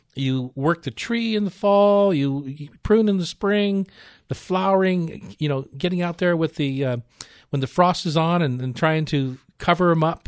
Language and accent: English; Newark, Delaware, United States; moved away as an adult; also born or lived in Cleveland, Ohio; now in Seattle, United States; I was born in Cleveland, raised in Newark, Delaware, and left when I was, uh, just turning nineteen, eighteen